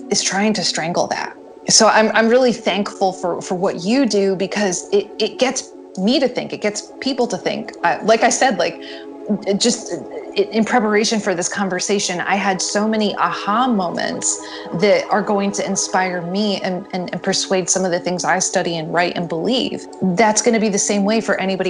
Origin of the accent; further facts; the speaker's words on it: the North, United States; I'm not from the South, I'm a Yankee